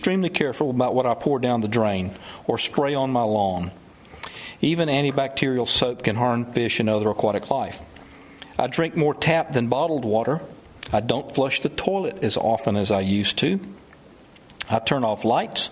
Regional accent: Georgia, United States; as long as I'm from Georgia

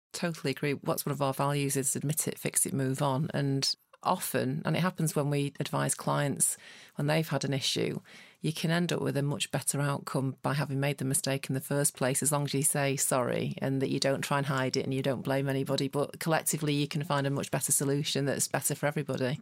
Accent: Manchester, North West England, United Kingdom; as a Mancunian

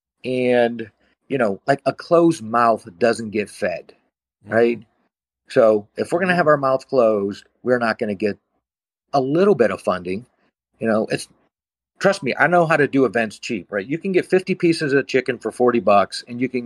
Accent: South Bend, Indiana, United States; moved away as an adult; also born or lived in Arizona; I'm from South Bend, Indiana

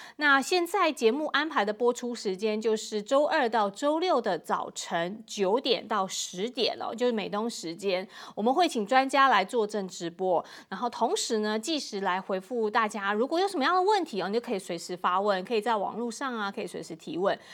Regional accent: Taiwan; 我来自台湾

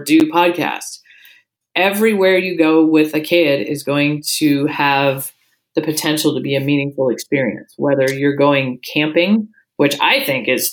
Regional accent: Seattle, Washington, United States; moved away as an adult; now in Anchorage, United States; I grew up down in Seattle

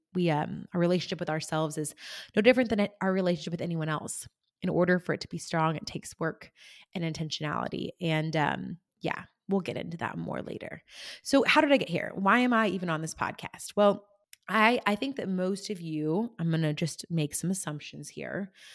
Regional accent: rural California, United States; moved away as an adult; also born or lived in Germany / Kentucky; I grew up in rural California, um, an hour from the nearest town.

